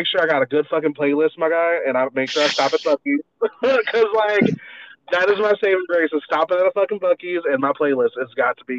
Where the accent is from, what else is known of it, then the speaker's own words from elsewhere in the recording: Brandon, Florida, United States; I lived in Brandon, Florida. So basically Tampa. So I would just be like, oh, where? I'm like, oh, I'm from Brandon. Like, where? I'm like, it's Tampa.